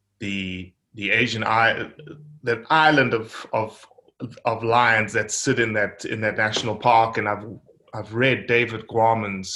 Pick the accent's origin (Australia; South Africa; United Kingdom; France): South Africa; I'm from South Africa